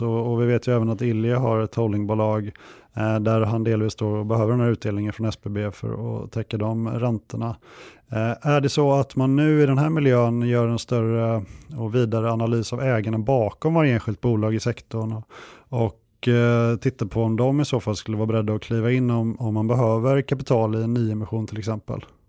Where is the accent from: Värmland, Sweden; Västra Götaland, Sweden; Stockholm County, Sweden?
Västra Götaland, Sweden; Kungälv; moved away; Jag är uppvuxen i Kungälv strax norr om Göteborg